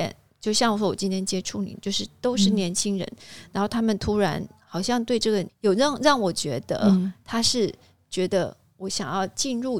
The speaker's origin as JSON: {"language": "Chinese", "country": "Taiwan", "said": "跟我们台湾这边完全有很大的落差。"}